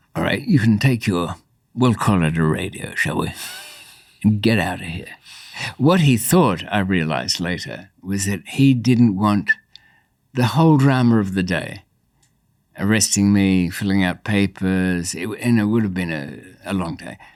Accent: Australia; born or raised there; also born or lived in Bayswater, London, United Kingdom

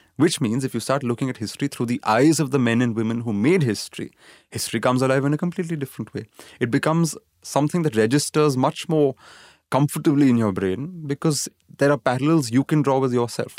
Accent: Pune, Maharashtra, India; also born or lived in Kerala; I grew up in Pune, which is you know in Maharashtra

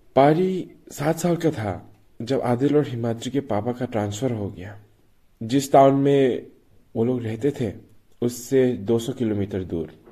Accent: Manipur, India; मैं मणिपुर से हूँ

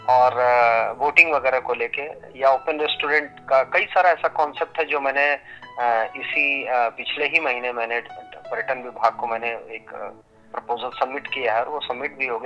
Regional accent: Tarafkazi, Uttar Pradesh, India; now in Mumbai, India; और मैं आजमगढ़ जनपद के लालगंज तहसील के एक छोटे से गांव तरफकाजी का रहने वाला हूँ

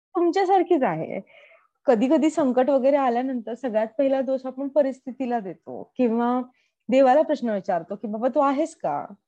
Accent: Pune, Maharashtra, India; moved away as an adult; now in United States; मी typical पुणेरी मुलगी असल्यामुळे

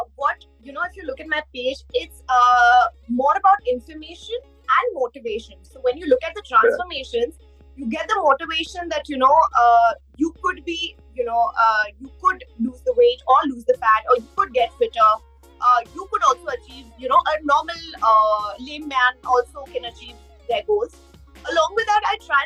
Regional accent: Udaipur, Rajasthan, India; I am from Udaipur

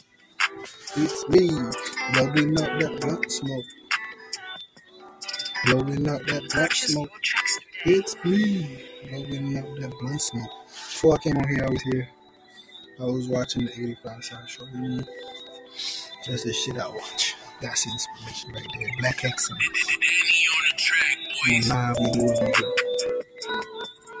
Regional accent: Jamaica; I'm Jamaican.

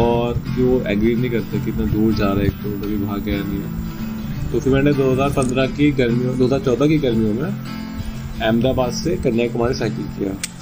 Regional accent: Uttarakhand, India; अब मैं ज़िंदगी में उत्तराखंड से बाहर आया नहीं था

